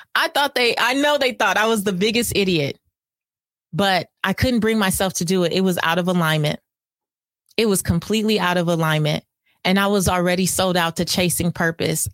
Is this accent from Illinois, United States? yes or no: no; California, United States; I'm from California